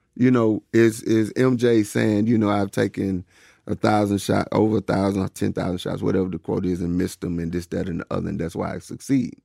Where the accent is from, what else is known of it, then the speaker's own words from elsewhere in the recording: Woodland, Georgia, United States; growing up in Woodland, Georgia